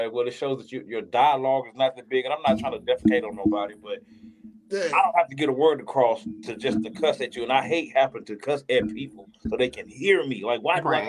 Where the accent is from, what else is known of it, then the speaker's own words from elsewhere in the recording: Ruston, Louisiana, United States; moved away; I'm from Ruston, Louisiana, so I want to go back home